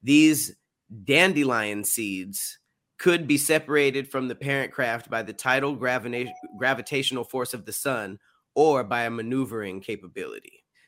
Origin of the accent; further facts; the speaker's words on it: Canada; We're Canadian. What are you talking about?